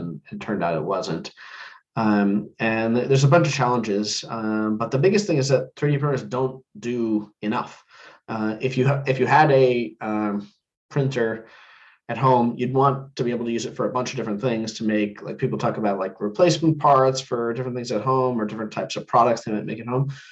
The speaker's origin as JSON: {"language": "English", "region": "New Jersey", "country": "United States", "tie": "born or raised there", "said": "I grew up in New Jersey"}